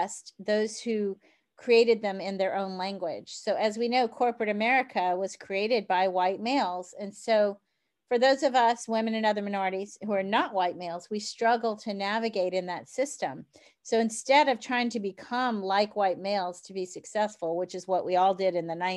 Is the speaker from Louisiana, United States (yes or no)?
yes; New Orleans, Louisiana, United States; I'm from New Orleans. And frankly, we like our jewelry and our makeup and our big hair